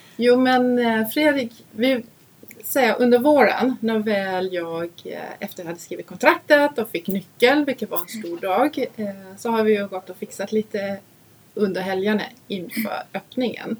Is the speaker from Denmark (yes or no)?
yes; Denmark; Swedish is a second language; now in Sweden; Vi var hemma och hälsade på min familj